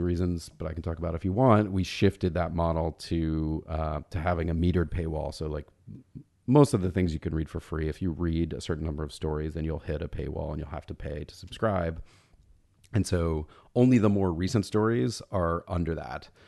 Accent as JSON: {"language": "English", "town": "Atlanta", "region": "Georgia", "country": "United States", "tie": "born or raised there", "moved": "yes", "said": "I grew up in Atlanta. My parents are both from Alabama."}